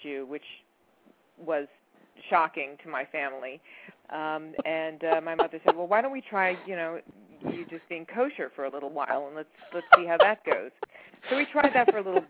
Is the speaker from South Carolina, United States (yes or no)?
no; Miami, Florida, United States; moved away as an adult; also born or lived in Boston / Los Angeles; now in New York City, United States; I was born in Miami, Florida